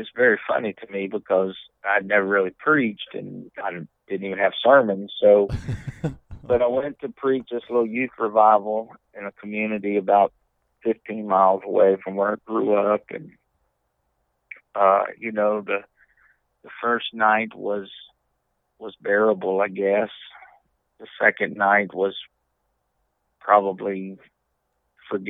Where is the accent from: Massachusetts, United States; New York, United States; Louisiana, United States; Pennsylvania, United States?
Louisiana, United States; Leesville; I grew up in Leesville, Louisiana, which is about 45 miles dead west of Alexandria